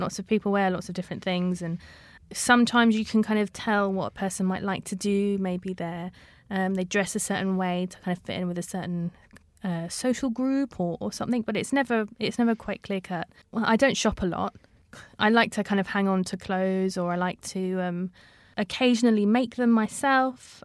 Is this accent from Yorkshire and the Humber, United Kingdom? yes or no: no; London, United Kingdom; I was born and raised in London, initially growing up in an area called Sipson, which is just outside of Heathrow Airport